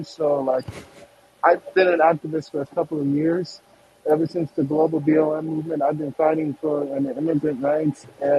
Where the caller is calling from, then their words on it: Seattle, Washington, United States; I'm coming to you from Seattle, Washington